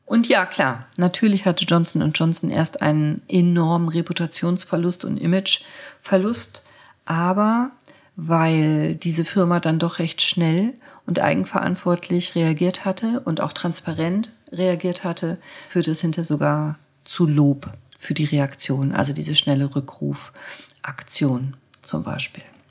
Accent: Germany; bei uns in Deutschland

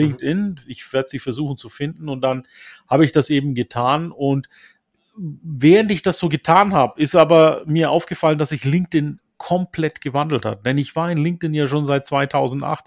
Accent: Turkey; moved away; Türkei, meine Heimat

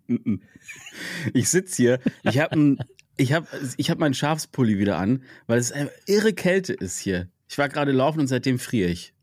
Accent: Freiburg, Baden-Württemberg, Germany; moved away; das ist ja meine alte Heimat

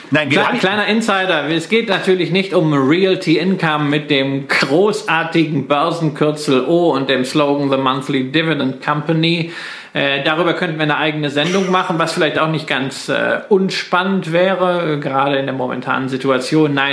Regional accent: Datteln, North Rhine-Westphalia, Germany; born there; Sogar in meiner Geburtsstadt in Datteln gibt es äh, seit einiger Zeit ein Prologics-Zentrum.

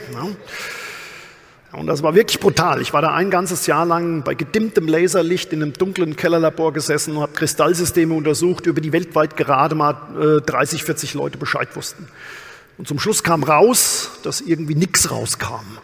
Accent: Amorbach, Bavaria, Germany; Ich bin ja tatsächlich auf dem Land groß geworden, aus dem bayerischen Odenwald, aus Amorbach

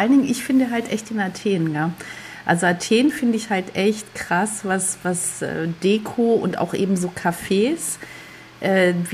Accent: Germany; ich komme aus Deutschland, was können denn da für Berge sein?

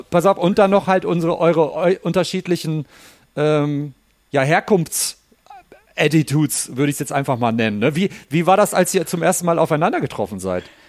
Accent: Ruhr area, North Rhine-Westphalia, Germany; ich komme ich komm ja selber aus dem Ruhrpott, aus dem Ruhrgebiet in Deutschland

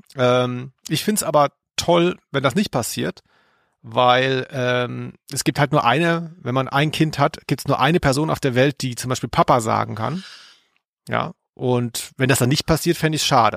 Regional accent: near Stuttgart, Baden-Württemberg, Germany; moved away; als ich da groß wurde, in der Nähe von Stuttgart, war das damals ein Dorf.

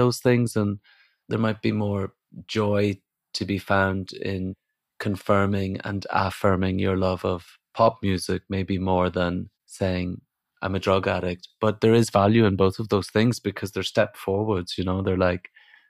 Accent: Ireland; now in England, United Kingdom; I did have a slight indication when I moved from Ireland to England.

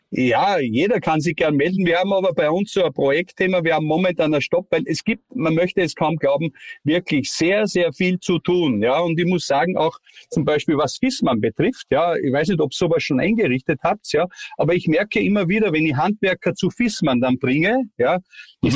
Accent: Styria, Austria; accent: steirisch (Styrian); ich rede ja auch kein schönes Hochdeutsch, ein bisschen steirisch dabei

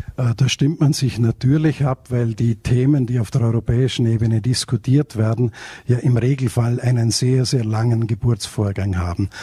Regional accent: Vorarlberg, Austria; ich komme aus Österreich, aus Vorarlberg

